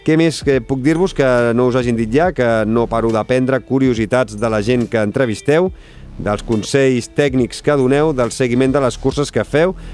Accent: Badalona, Catalonia, Spain; jo sóc de, de Badalona i vaig estar molts anys jugant a bàsquet

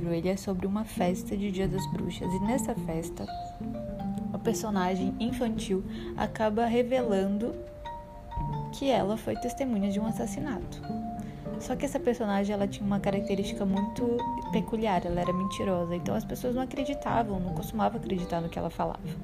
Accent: Belém, Pará, Brazil; now in Salvador, Brazil; Sou paraense de nascimento, nasci em Belém do Pará

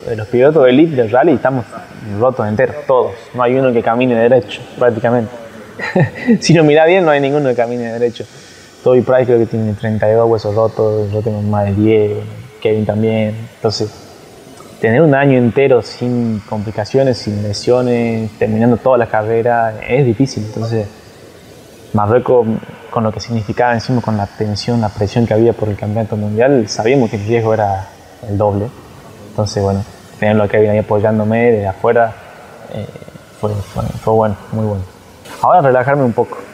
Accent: Argentina; el primer argentino campeón del mundo

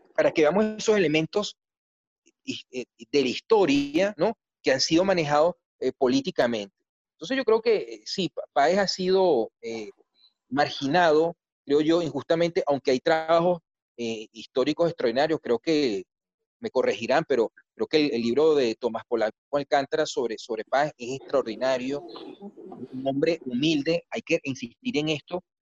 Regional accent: Venezuela; como un venezolano civil

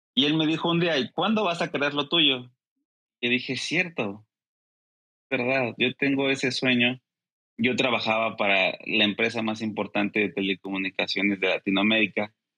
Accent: Mexico

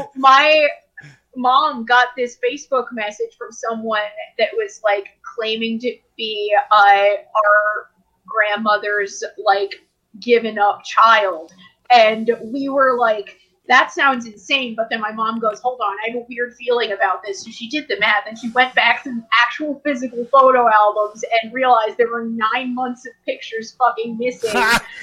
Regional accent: Abington, Pennsylvania, United States; also born or lived in Trenton / Bensalem; I was born in Trenton, and I lived in Trenton until like I was 3 years old, and then like 3 to 7 we were in Ben Salem, and then we were in Abington.

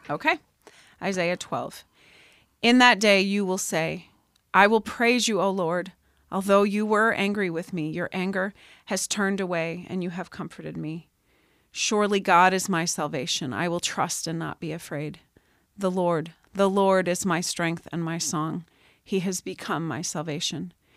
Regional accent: Pennsylvania, United States; moved away as an adult; I came out here from Pennsylvania for college

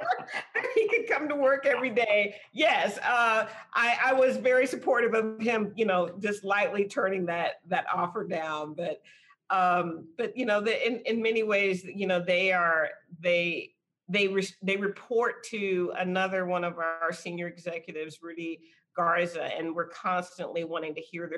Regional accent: San Antonio, Texas, United States; I'm from San Antonio and born and raised here

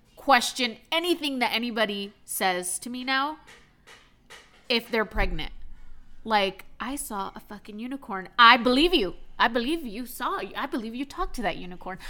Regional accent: Texas, United States; now in Maine, United States; I am from Texas

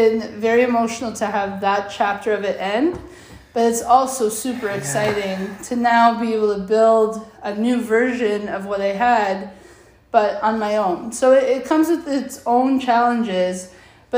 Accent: Vaughan, Ontario, Canada; I grew up in Woodbridge

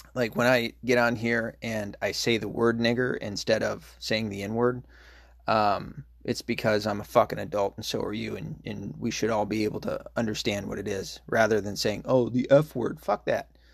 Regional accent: Tennessee, United States; I'm from Tennessee

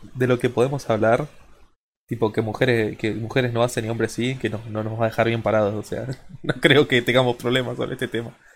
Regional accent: Argentina; Yo no soy de la misma provincia que ellos dos, pero somos todos argentinos

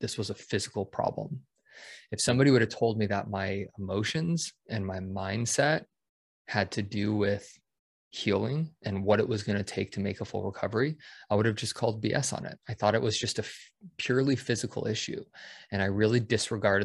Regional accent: Denver, Colorado, United States; moved away as an adult; I grew up in Denver

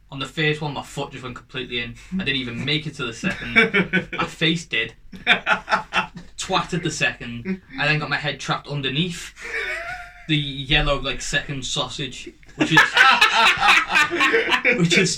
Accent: Liverpool, North West England, United Kingdom; we're from Liverpool.

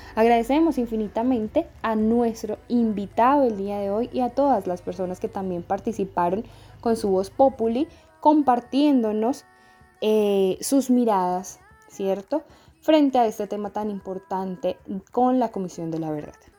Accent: Sumapaz, Cundinamarca, Colombia; se ha vivido la guerra en nuestro territorio sumapaseño

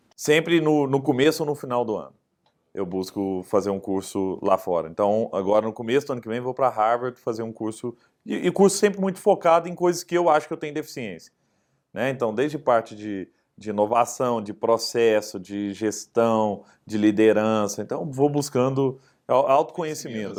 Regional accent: Araguari, Minas Gerais, Brazil; casa onde meus pais moram em Araguari, né? minha cidade onde eu nasci

